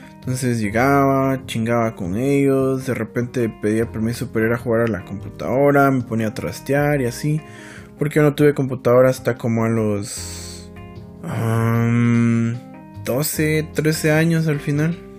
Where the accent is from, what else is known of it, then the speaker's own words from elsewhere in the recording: San Felipe de Jesús, Sacatepéquez, Guatemala; nací en el Hospital Nacional de, del Hermano Pedro, en San Felipe de Jesús.